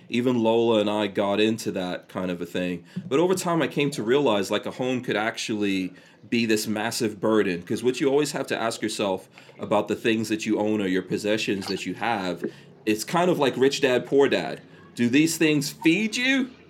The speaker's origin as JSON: {"language": "English", "region": "New York", "country": "United States", "tie": "born or raised there", "also_born_or_lived": "Guyana", "said": "I grew up in New York"}